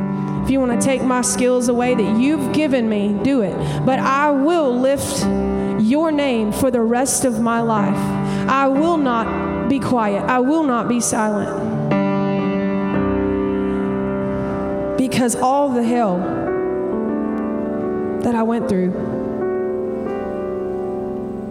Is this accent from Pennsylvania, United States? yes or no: no; Montgomery, Alabama, United States; now in Nashville, United States; I'm originally from Montgomery, Alabama